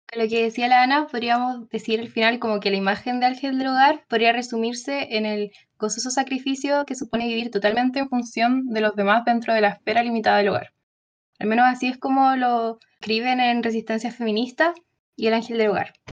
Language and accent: Spanish; Valparaíso, Chile; also born or lived in Madrid, Spain; now in Santiago, Chile; la mitad de mi vida he vivido en Valpo, así que soy porteña, de corazón aunque sea